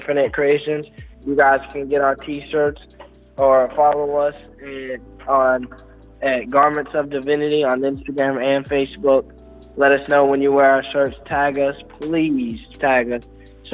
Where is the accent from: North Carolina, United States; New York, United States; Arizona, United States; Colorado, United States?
North Carolina, United States; in North Carolina, we're from Chapman, but we have a lot of family in Statesville